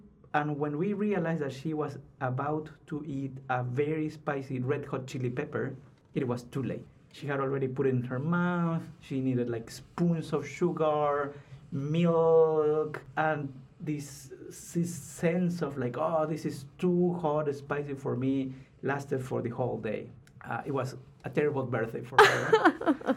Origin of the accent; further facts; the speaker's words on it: Lima, Peru; moved away as an adult; also born or lived in North Carolina; now in Seattle, United States; I am from Lima, from the capital